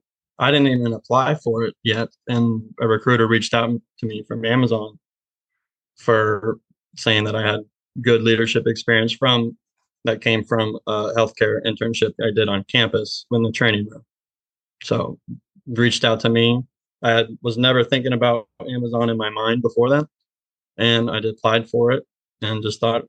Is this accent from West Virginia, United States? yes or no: no; Mount Orab, Ohio, United States; moved away as an adult; also born or lived in Pikeville, Kentucky; I grew up in a small town, Mount Arbor, Ohio, about 45 minutes east of Cincinnati